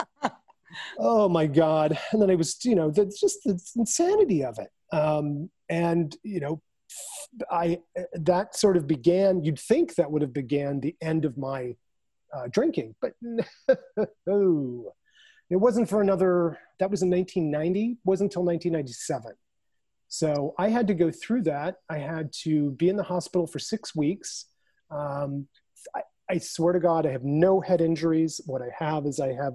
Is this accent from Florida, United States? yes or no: no; Naperville, Illinois, United States; moved away; our hometown of Naperville where I was staying with my mother